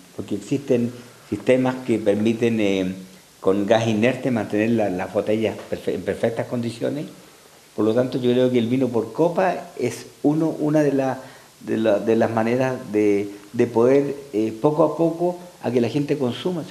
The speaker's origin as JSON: {"language": "Spanish", "country": "Chile", "said": "nosotros en Chile"}